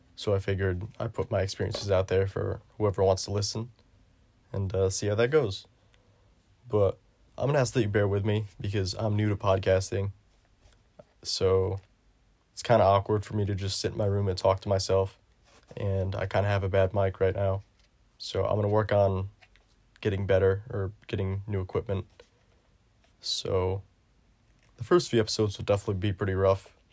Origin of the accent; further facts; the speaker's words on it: New York, United States; my home state of New York